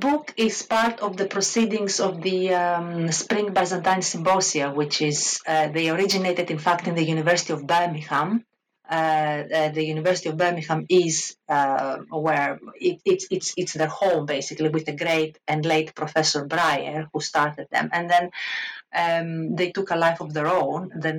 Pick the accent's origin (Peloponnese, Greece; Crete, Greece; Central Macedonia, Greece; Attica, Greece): Crete, Greece; accent: Greek; English is a second language; Obviously, I'm a Greek. You can probably hear it from my accent. I was born and raised in Greece.